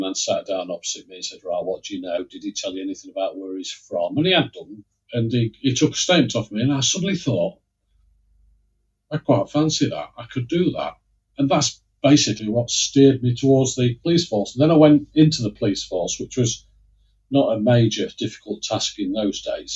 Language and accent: English; Lincoln, East Midlands, United Kingdom; I grew up in Lincoln. I'm a Lincolnshire yellow belly, as they say